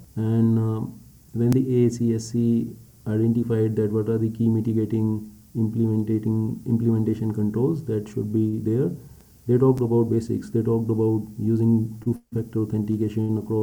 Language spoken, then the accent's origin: English; India; I'm an Indian